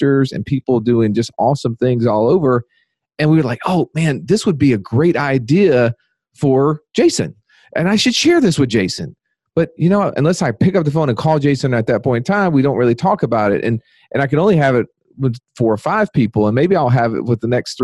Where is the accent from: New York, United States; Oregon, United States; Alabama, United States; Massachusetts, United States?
Alabama, United States; Birmingham; my hometown, Birmingham, Alabama